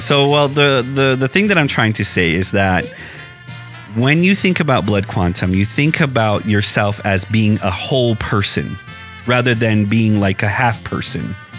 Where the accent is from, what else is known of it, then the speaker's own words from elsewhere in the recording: Hopi Reservation, Arizona, United States; I'm from the Hopi reservation